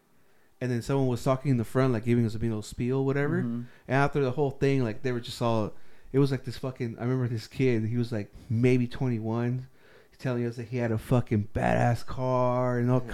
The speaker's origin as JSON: {"language": "English", "town": "Riverside", "region": "California", "country": "United States", "said": "I'm from Riverside"}